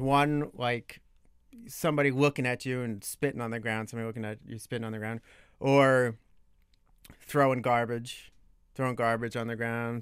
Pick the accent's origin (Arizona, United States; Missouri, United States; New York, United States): New York, United States; Long Island; moved away as an adult; also born or lived in Brooklyn, New York / Oxford, Ohio; now in Washington, D.C., United States; I'm from Long Island. When I was a very little kid, Brooklyn, but most of the formative years, Long Island, New York